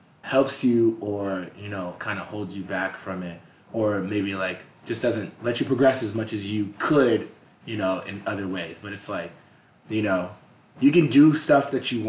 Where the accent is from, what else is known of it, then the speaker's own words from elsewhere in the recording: Boston, Massachusetts, United States; also born or lived in Tampa, Florida; now in Los Angeles, United States; I was born and raised in Massachusetts